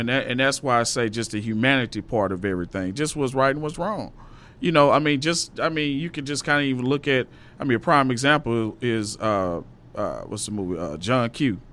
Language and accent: English; Little Rock, Arkansas, United States; I'm from Little Rock, Arkansas